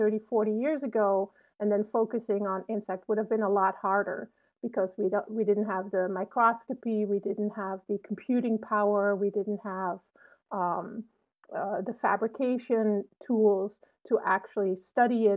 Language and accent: English; Netherlands; now in Urbana-Champaign, United States; I grew up in a very small town in the Netherlands